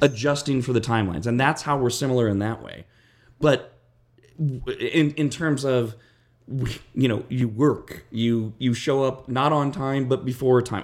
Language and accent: English; West Coast, United States; I'm from the West Coast